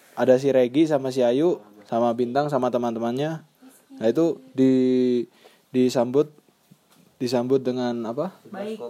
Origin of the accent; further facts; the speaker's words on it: Ngawi, East Java, Indonesia; also born or lived in Surabaya; Asal dari Ngawi, lahir di Surabaya